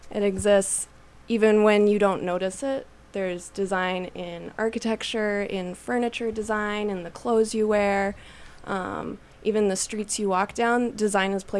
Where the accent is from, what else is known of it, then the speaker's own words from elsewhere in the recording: Calgary, Alberta, Canada; moved away as an adult; now in Winnipeg, Canada; We're from Calgary